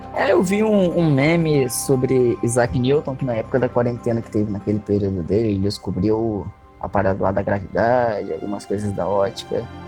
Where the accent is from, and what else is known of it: Brazil